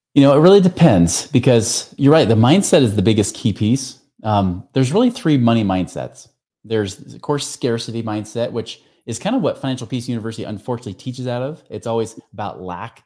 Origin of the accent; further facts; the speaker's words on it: near Portland, Oregon, United States; I grew up out near Portland, Oregon